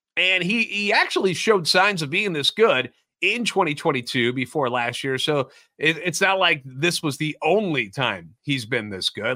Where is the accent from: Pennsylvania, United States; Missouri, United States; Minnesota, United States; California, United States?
Missouri, United States; St. Louis; Born and raised in the Louvre